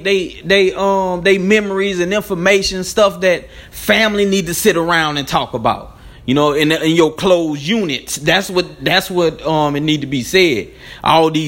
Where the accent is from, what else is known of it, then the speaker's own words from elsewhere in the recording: Baton Rouge, Louisiana, United States; I'm a dude from Baton Rouge